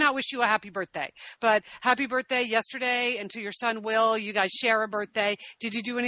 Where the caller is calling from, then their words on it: Santa Monica, California, United States; So, yeah, back in Santa Monica, though, on a Saturday afternoon, sitting at home.